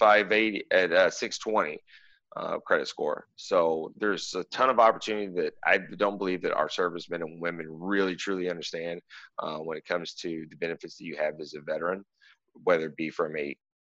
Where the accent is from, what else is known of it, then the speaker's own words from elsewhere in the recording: Lexington, Kentucky, United States; now in South Florida, United States; I am from Kentucky originally. I was born and raised in Lexington, but I've been in South Florida now for about 16 years